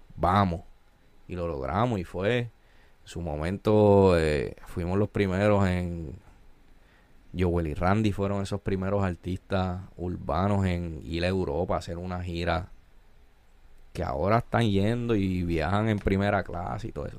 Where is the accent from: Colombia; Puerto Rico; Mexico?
Puerto Rico; Ponce; Yo soy boricua y, y crecí y crecí